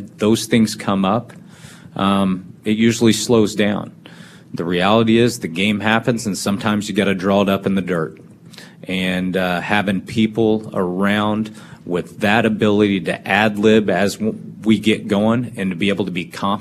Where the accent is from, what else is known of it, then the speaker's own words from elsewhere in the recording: Kansas City, Missouri, United States; moved away; I grew up in Kansas City